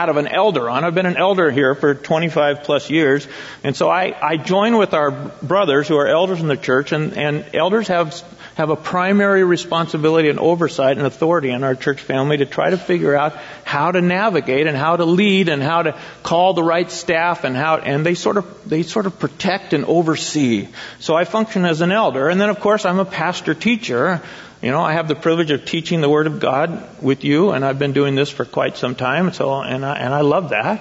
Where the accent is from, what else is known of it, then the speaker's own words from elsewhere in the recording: Eugene, Oregon, United States; moved away as an adult; also born or lived in Springfield, Oregon / San Jose, California; I in Eugene and Springfield